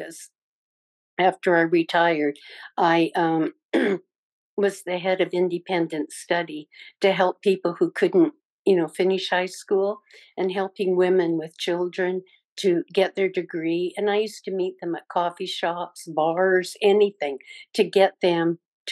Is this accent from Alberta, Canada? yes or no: no; British Columbia, Canada; moved away as an adult; also born or lived in California; now in United States; I'm originally from British Columbia, Canada, and I moved down to the States to be with my brother after he got out of Vietnam